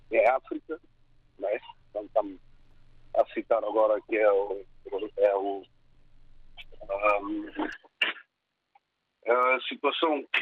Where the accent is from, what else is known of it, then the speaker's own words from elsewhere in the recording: São Tomé, São Tomé & Príncipe; now in Portugal; eu sou sandomense, nasci em Sandomé